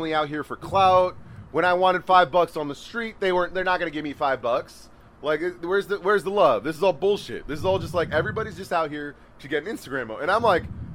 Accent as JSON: {"language": "English", "town": "San Francisco", "region": "California", "country": "United States", "said": "I'm from San Francisco"}